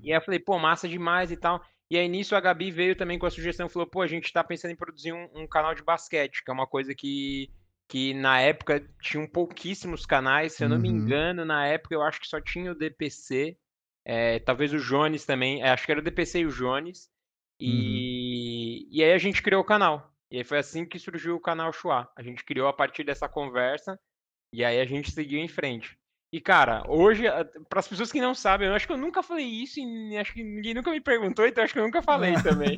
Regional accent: Cotia, São Paulo, Brazil; also born or lived in Osasco; Eu sou, eu sou daqui da Zona Oeste de São Paulo, então eu nasci em Osasco. Mas uhum. sempre morei minha vida toda em Cotia

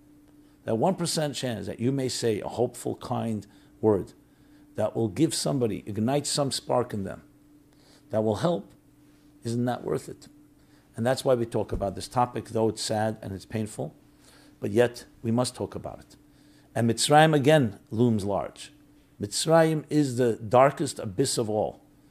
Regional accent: Israel; now in United States; I came from Israel to America to go to a treatment center in February.

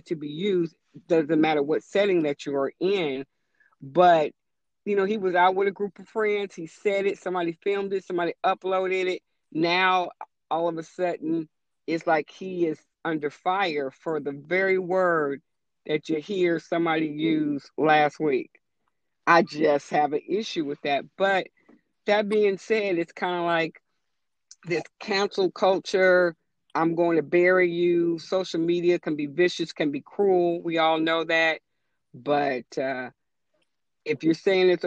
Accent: West Coast, United States; I didn't grow up on the East Coast. I grew up on the West Coast

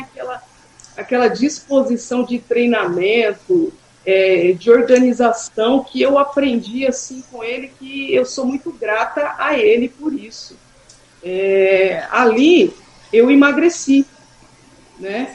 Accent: Suzano, São Paulo, Brazil; also born or lived in Guarulhos / São Miguel Paulista; é uma escola que eu estudei até a minha oitava série, né, então eu cresci lá até os meus 14 anos eu, eu estive no Gardênia

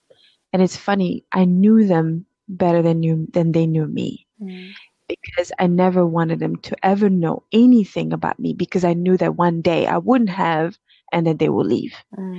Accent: DR Congo; moved away; also born or lived in South Africa; We grew up, I'm originally from Congo, and my dad was very well off.

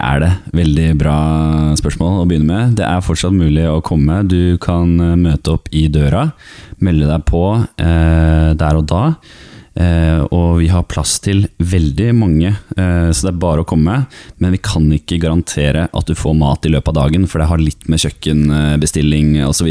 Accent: Askim, Østfold, Norway; i Askim, der jeg kommer fra

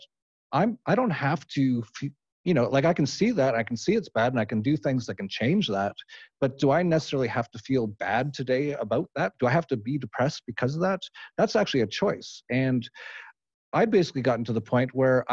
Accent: Edmonton, Alberta, Canada; moved away; I'm from Edmonton, Alberta.

